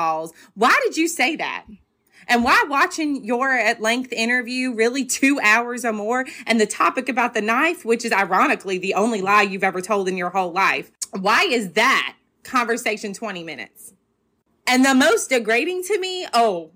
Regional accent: Alabama, United States; accent: Southern; I'm from Alabama

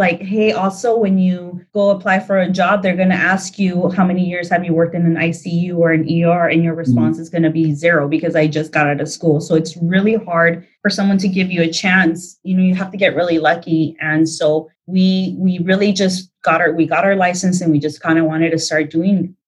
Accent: Pasadena, California, United States; also born or lived in Duarte; I grew up in Pasadena, Duarte area. I moved to Duarte right around middle school

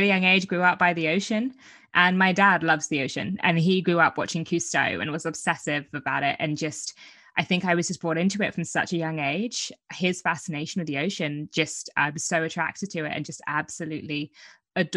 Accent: Brighton, South East England, United Kingdom; where I'm from Brighton, the south coast of England

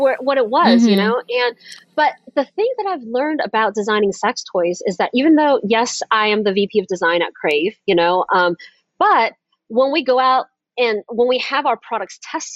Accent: the South, United States; I was raised in the South

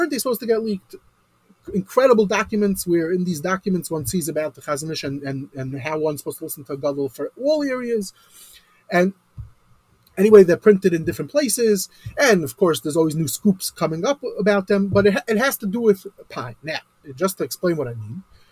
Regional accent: United States; I'm an American

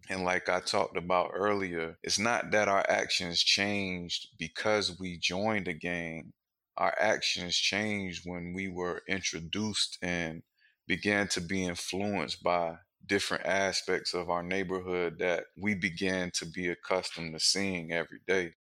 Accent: Wilmington, North Carolina, United States; I'm from Wilmington, North Carolina, and I grew up on the north side of town.

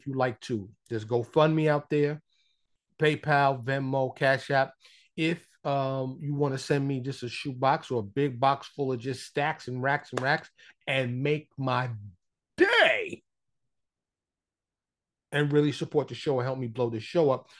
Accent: New York, United States; now in Dallas, United States; I'm from New York, but I'm living here in Texas, suburb of Dallas

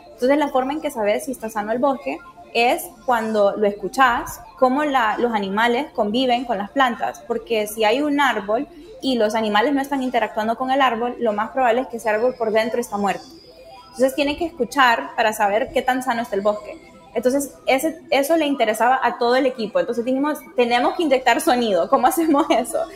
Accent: Tegucigalpa, Francisco Morazán, Honduras; yo crecí en Honduras, en Tegucigalpa, que está bastante cerca a, bosque tropical.

